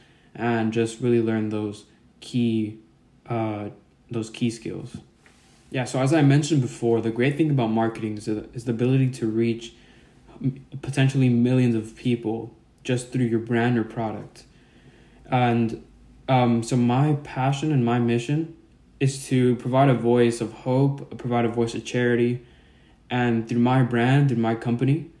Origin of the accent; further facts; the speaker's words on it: Norwalk, California, United States; I'm from Norwalk, California.